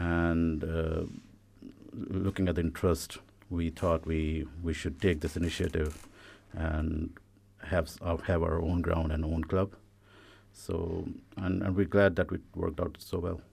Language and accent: English; India; now in Ireland; I come from India